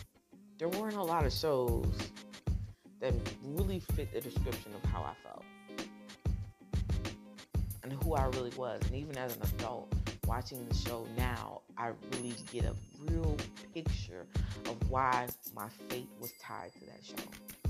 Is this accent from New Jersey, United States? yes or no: yes; New Jersey, United States; born there; I didn't know that I was born in North New Jersey. I didn't know I was adopted.